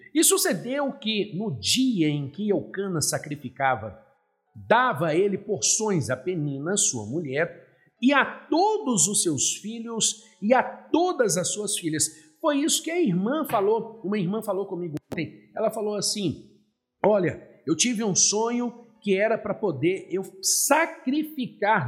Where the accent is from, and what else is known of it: Minas Gerais, Brazil; born or raised there